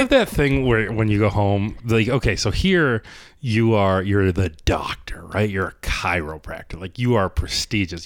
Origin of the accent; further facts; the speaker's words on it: Ohio, United States; now in Rochester, United States; I'm from Ohio